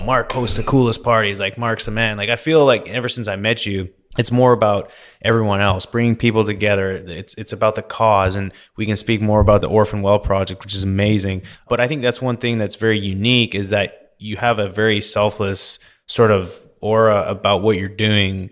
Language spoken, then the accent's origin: English; Vernon, British Columbia, Canada; now in Houston, United States; I grew up in Vernon, B C, grew up, you know, playing sports, partying